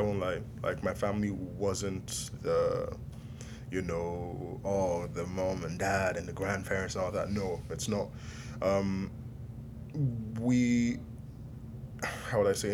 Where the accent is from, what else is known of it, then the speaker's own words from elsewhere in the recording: Nigeria; I'm Nigerian